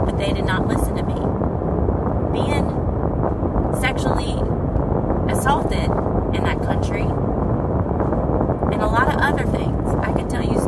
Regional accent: United States; moved away as an adult; also born or lived in Saudi Arabia; I'm an American

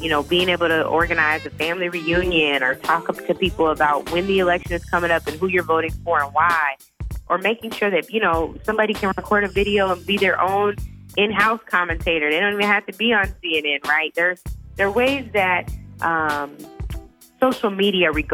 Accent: Seattle, Washington, United States; where I grew up in Seattle, Washington

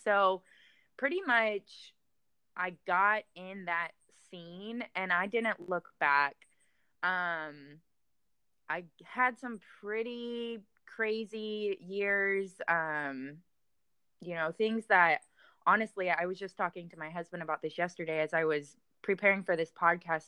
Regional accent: Florida, United States; moved away as an adult; now in Texas, United States; I was in Florida at the time

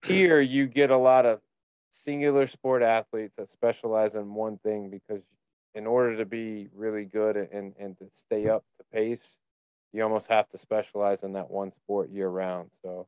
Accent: Indiana, United States; growing up in Indiana on 40 acres, where when you do go to church, you're seeing everybody in the town at once.

